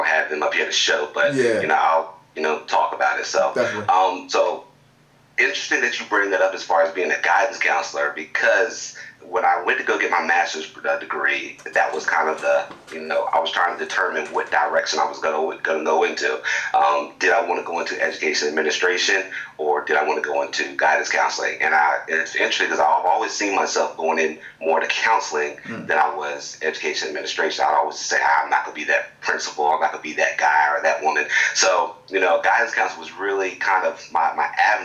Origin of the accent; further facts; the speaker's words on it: Eastern Shore of Virginia, United States; moved away as an adult; now in Newport News, United States; I went back to my hometown